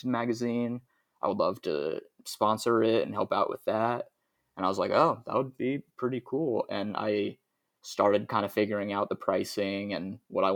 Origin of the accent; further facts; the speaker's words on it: Kansas City, Missouri, United States; I was from Kansas City